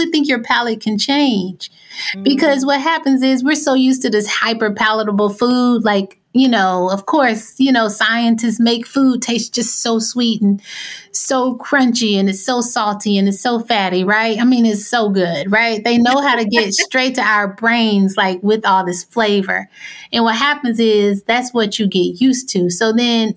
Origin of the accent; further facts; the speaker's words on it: Arkansas, United States; I grew up in Arkansas